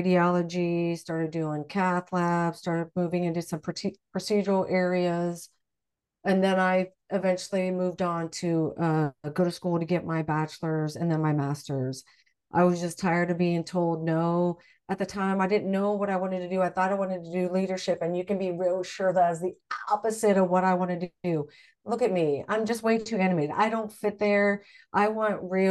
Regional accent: Midwest, United States; I grew up in the Midwest

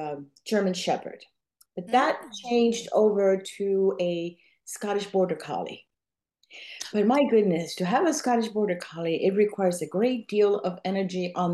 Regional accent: Cuba; first language Spanish; English is a second language; now in Orlando, United States; I was born in Cuba. I speak two languages fluently. You may hear an accent from time to time, but that's because I spoke Spanish most of my life. I just adopted English later on as an adult.

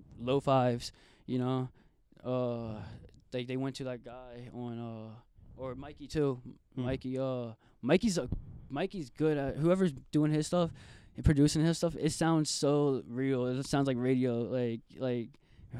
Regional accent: New Orleans, Louisiana, United States; also born or lived in Virginia; I grew up in Virginia, and like literally like 10 minutes out of DC. Uh-huh. And I moved to New Orleans when in like third grade

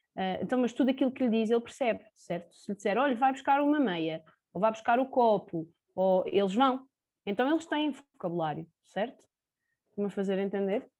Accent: Sintra, Lisbon, Portugal; tenho 29 anos, sou de Sintra

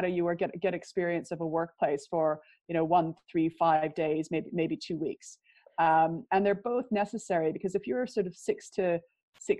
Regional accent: Prince George, British Columbia, Canada; moved away as an adult; also born or lived in Vancouver, Canada; now in United Kingdom; I grew up in Prince George, which is a lumber town about 500 miles north of Vancouver

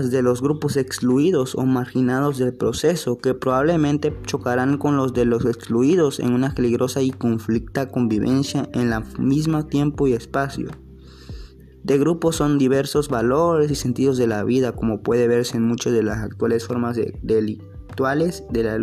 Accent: Mexico; seguir siendo los mexicanos que siempre hemos sido y como siempre echándole ganas a todo.

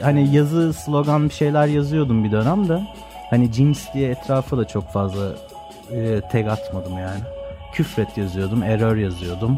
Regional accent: Istanbul, Turkey; ben Göztepe Erenköy tarafında büyüdüm.

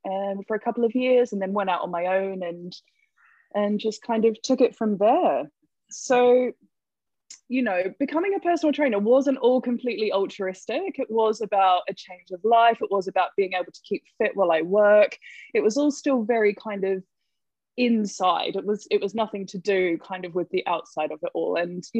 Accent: New Zealand; accent: Kiwi; moved away as an adult; now in London, United Kingdom; I'm a Kiwi. That's the accent

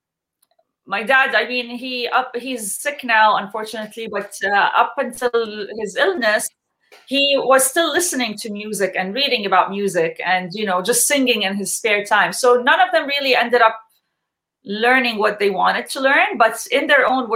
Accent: Jordan; now in Canada; I'm born and raised in Jordan

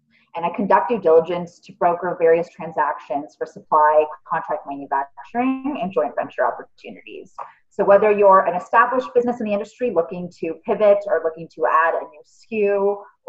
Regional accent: Toronto, Ontario, Canada; I'm from Toronto, born and raised

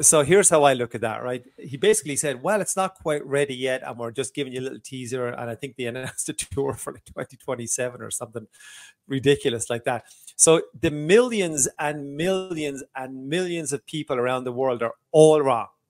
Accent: Waterford, Munster, Ireland; in a small club in my hometown of Waterford, Ireland

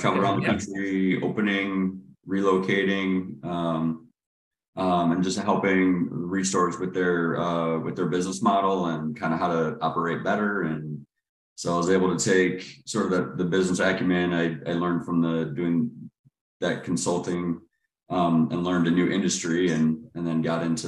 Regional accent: Cleveland, Ohio, United States; now in Charlotte, United States; I grew up in Cleveland, Ohio, and then moved to Charlotte around 2002

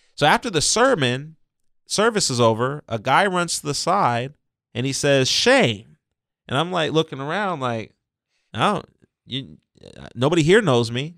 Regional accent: San Diego, California, United States; I was born and raised right here in San Diego County. I was born at Mercy Hospital in Hillcrest

